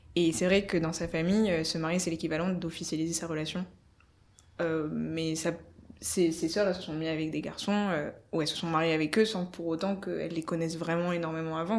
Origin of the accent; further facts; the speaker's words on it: Paris, Île-de-France, France; je suis on va dire française d'origine, mais euh, on va dire parisienne surtout, parce que ça fait 3-4 générations qu'on est parisien dans ma famille